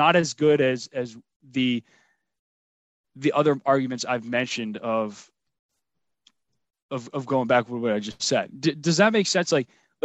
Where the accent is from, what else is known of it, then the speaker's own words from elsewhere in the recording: Rhode Island, United States; I'm from Rhode Island